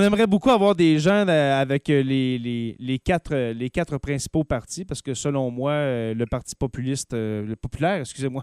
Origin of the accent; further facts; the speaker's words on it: Témiscamingue, Quebec, Canada; un fromage québécois qui est produit chez moi au Témiscamingue